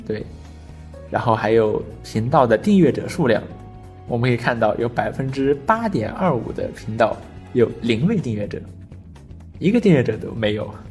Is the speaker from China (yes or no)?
yes; China; 作为中国人